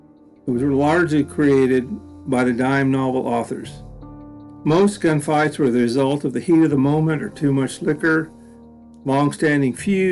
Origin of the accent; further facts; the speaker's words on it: Enid, Oklahoma, United States; In my hometown in Enid